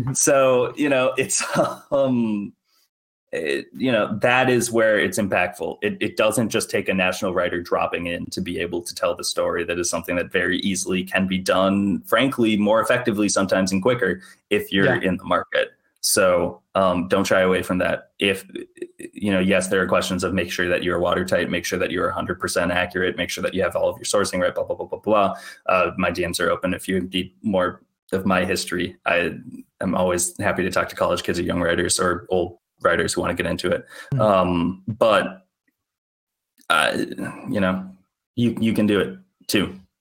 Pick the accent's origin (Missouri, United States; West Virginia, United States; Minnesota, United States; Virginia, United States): Minnesota, United States; I'm a Minnesotan through and through